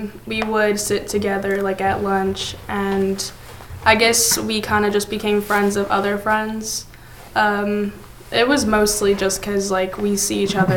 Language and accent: English; Atlanta, Georgia, United States; I'm in Thornwood and I'm from Atlanta